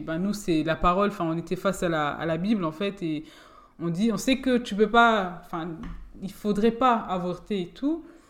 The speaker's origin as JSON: {"language": "French", "town": "Forbach", "region": "Grand Est", "country": "France", "tie": "born or raised there", "also_born_or_lived": "Germany / Metz / Nancy", "said": "de base, je suis de Forbach."}